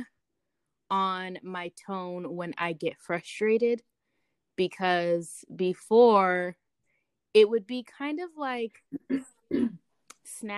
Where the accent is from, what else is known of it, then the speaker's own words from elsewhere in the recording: California, United States; I'm from California, so we like sing in everything we say.